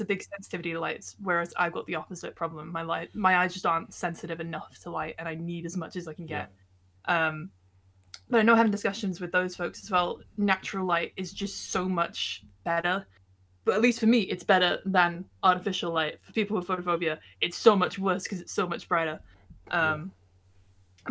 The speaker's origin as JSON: {"language": "English", "town": "Bolton", "region": "North West England", "country": "United Kingdom", "tie": "born or raised there", "also_born_or_lived": "Hereford", "said": "I was born in Bolton"}